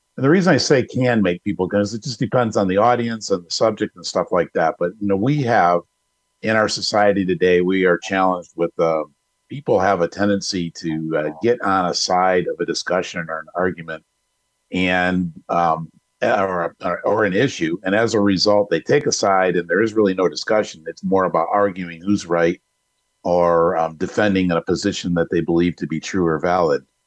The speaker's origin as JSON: {"language": "English", "town": "Detroit", "region": "Michigan", "country": "United States", "tie": "born or raised there", "moved": "as an adult", "lives_now": "Arizona, United States", "said": "I'm from Detroit. I've lived there my whole life, um, except for the time I'm here in Arizona"}